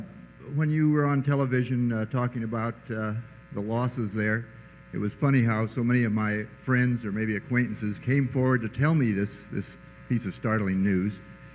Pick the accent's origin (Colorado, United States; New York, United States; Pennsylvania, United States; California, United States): California, United States; Aptos; from Aptos, California.